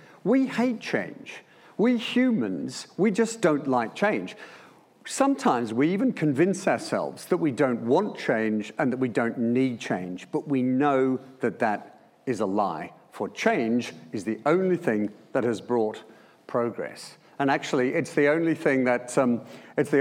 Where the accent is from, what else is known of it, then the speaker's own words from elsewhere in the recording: Melbourne, Victoria, Australia; moved away; joining the Air Force straight from school. As you can tell by my accent, that was in Melbourne